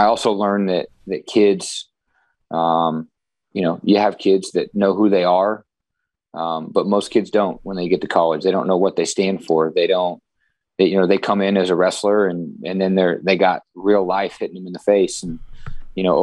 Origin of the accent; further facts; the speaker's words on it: Midwest, United States; moved away; I grew up in the Midwest